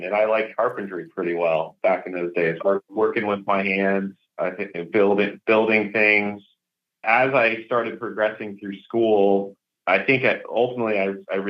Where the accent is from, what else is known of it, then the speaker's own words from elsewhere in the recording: Palm Harbor, Florida, United States; also born or lived in Dixon, Illinois; I grew up in Palm Harbor, Florida, just north of Clearwater.